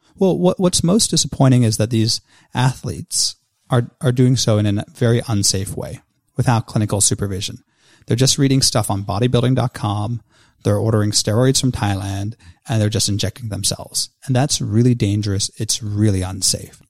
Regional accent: Victoria, Australia; my home state of Victoria in Australia

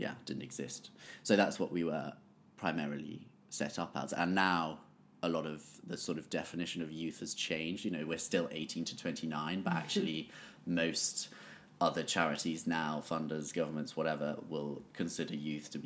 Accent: Bath, South West England, United Kingdom; I grew up in Bath

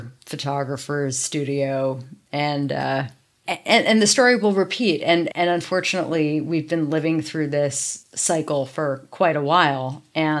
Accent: New York City, New York, United States; In New York. I grew up actually in Soho

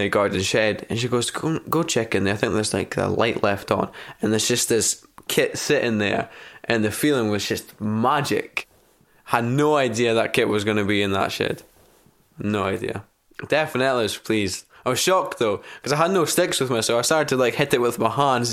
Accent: Elgin, Scotland, United Kingdom; also born or lived in Buckie; I'm 17 years old and I live in Bucket. I was born in Elgin, about half an hour down the road.

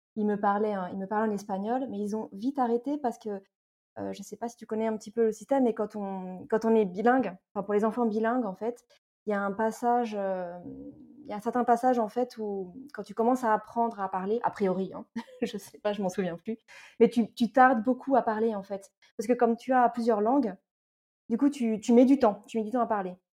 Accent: Paris region, Île-de-France, France; moved away as an adult; also born or lived in Toulouse, France; now in Madrid, Spain; je suis née, j'ai grandi en région parisienne, donc je viens de l'Est parisien et je suis franco-espagnole

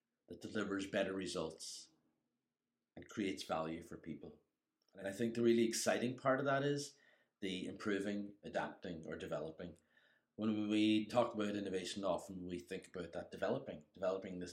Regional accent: Inishowen, County Donegal, Ireland; moved away; I'm originally from Inishowen, but I've been gone most of my life.

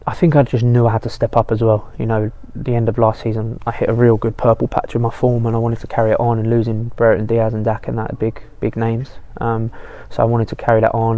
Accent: Colchester, East of England, United Kingdom; moved away as an adult; now in Manchester, United Kingdom; I grew up in Colchester with my mum, dad, two brothers.

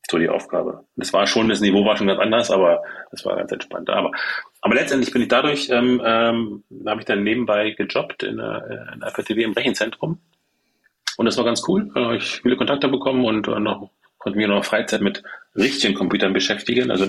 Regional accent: Germany; Ich bin in der DDR groß geworden {S0} mhm. {S1} und da war es ja nicht so mit Rechnern.

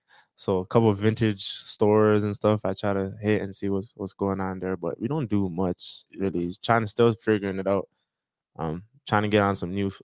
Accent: Jamaica; now in Toronto, Canada; I was about to say, like, I'm Jamaican, so definitely Jamaican food, but I tried it out here.

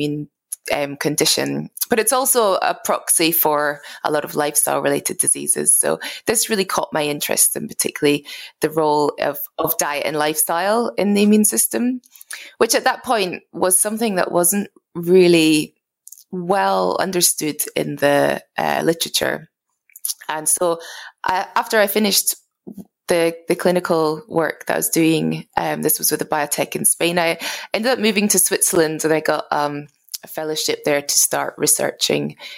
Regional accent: Scotland, United Kingdom; I'm originally from Scotland. I grew up in a farm in rural Scotland.

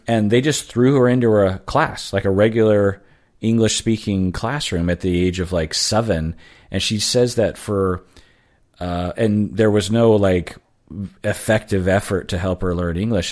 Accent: Sammamish, Washington, United States; also born or lived in Seattle; I grew up mainly in Sammamish, which is like fifteen miles from Seattle.

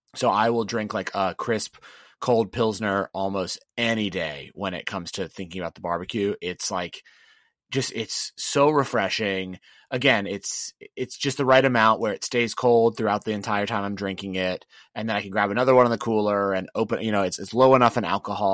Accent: the South, United States; I'm from the real South

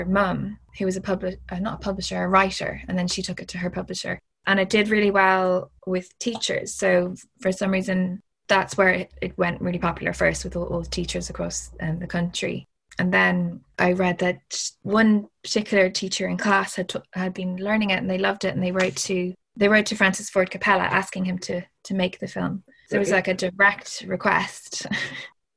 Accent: Ireland; Growing up in Ireland, it was like, obviously it's a bit of an escape

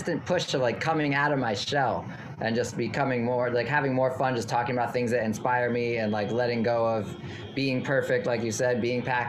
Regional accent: New York City, New York, United States; moved away as an adult; also born or lived in Redlands, California / Portland / Los Angeles; I grew up in New York City, so I'm back home

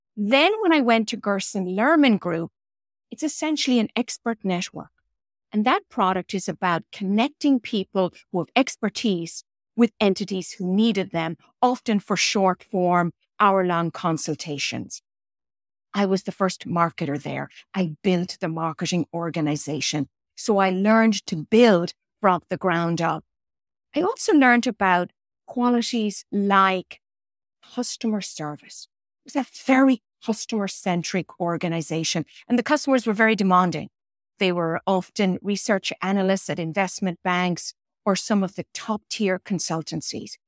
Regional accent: Ireland; moved away as an adult; also born or lived in Coleraine, Northern Ireland; now in New York, United States; growing up in Ireland in the area, era when I grew up

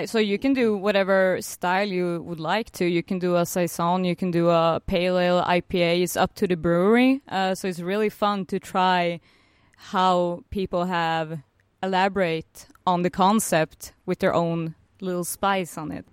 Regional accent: Norrköping, Östergötland, Sweden; I'm originally from a small town called Norrköping

